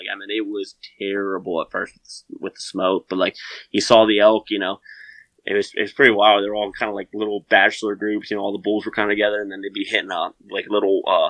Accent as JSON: {"language": "English", "region": "Pennsylvania", "country": "United States", "said": "because I'm from Pennsylvania. And I don't find a lot of elk."}